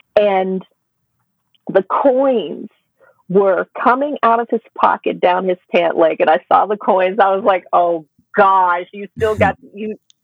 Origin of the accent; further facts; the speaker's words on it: Memphis, Tennessee, United States; now in Ticino, Switzerland; growing up in Memphis, it was, you know, it was a segregated town